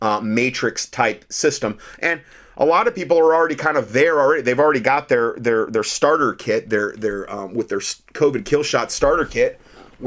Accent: Ohio, United States; When I was growing up in Ohio

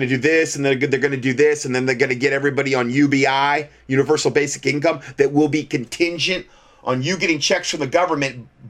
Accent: Canada; I'm a Canadian, and we were just told yesterday we are in a much stricter lockdown now

